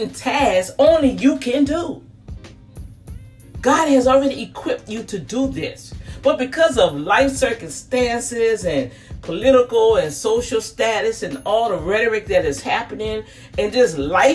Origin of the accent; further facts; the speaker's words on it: New Orleans, Louisiana, United States; Me growing up in the St. Thomas Project